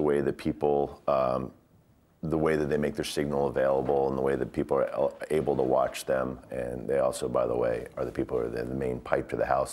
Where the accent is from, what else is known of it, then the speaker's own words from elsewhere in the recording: United States; also born or lived in Glasgow, Scotland; now in Los Angeles, United States; I'm not Scottish. I'm American. I got an American passport.